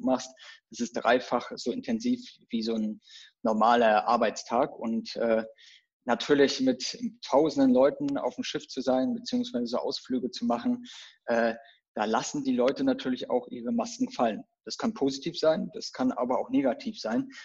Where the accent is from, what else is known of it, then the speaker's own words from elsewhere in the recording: Rostock, Mecklenburg-Vorpommern, Germany; now in Berlin, Germany; ich komme ja so ursprünglich, bevor ich nach Berlin gezogen bin, äh, komme ich so aus dem Norden, von der Küste, Rostock, so die Region.